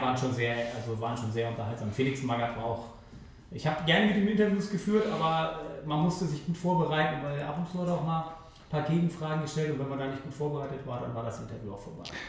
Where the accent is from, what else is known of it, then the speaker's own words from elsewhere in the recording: Hamburg, Germany; also born or lived in Meppen; Ich bin in Eimsbüttel aufgewachsen